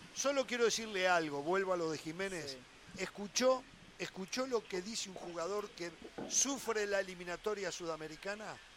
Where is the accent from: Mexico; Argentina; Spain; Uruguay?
Uruguay; en mi país